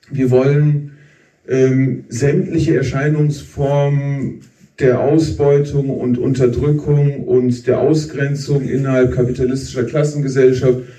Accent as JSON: {"language": "German", "town": "Wuppertal", "region": "North Rhine-Westphalia", "country": "Germany", "tie": "born or raised there", "said": "Also Kamil und ich, wir kommen aus Wuppertal, dort geboren, aufgewachsen, beide aus Arbeiterfamilien."}